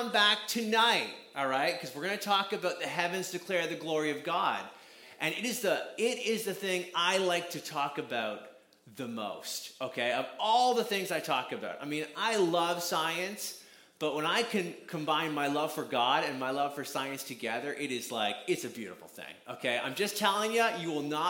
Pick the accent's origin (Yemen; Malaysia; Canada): Canada; I'm from Canada, so you're going to hear out about, you're going to hear the accent